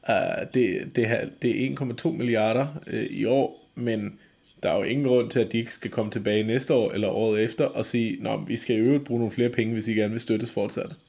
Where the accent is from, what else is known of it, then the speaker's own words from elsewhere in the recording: Germany; Altså, jeg er jo tysker, og... Øh, eller på nogen måder i hvert fald.